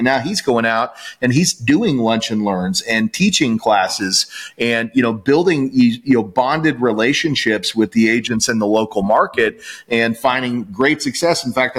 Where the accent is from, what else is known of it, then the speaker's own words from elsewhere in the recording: Salina, Kansas, United States; my hometown of Salina, Kansas.